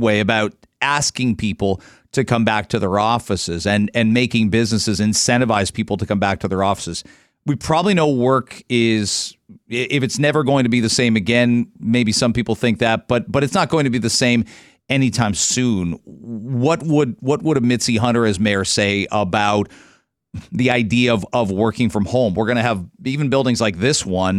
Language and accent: English; London, Ontario, Canada; now in Toronto, Canada; I grew up in London